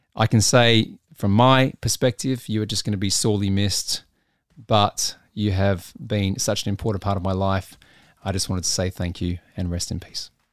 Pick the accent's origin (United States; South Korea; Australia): Australia; Adelaide, South Australia; moved away; my hometown of Adelaide, South Australia